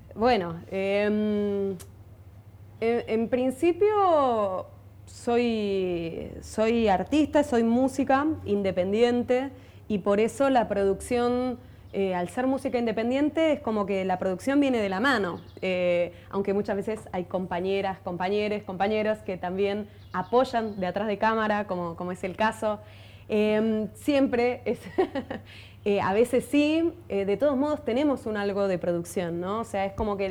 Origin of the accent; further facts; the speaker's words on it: Buenos Aires, Argentina; yo soy de Buenos Aires, soy porteña